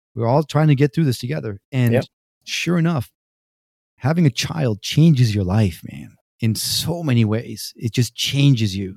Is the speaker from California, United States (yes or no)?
no; Connecticut, United States; moved away as an adult; also born or lived in Puerto Rico / New York City; now in Miami, United States; I was raised in Connecticut